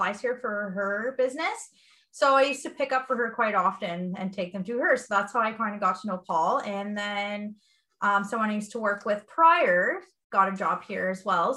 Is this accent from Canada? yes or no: yes; Listowel, Ontario, Canada; also born or lived in Atwood; I was born and raised in Listowel, and I currently live in Atwood.